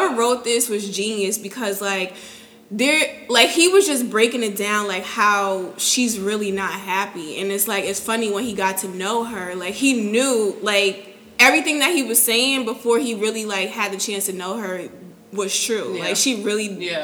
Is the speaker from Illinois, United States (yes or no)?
no; Connecticut, United States; moved away as an adult; now in Houston, United States; I'm from Connecticut. So I went back home in March of 2018.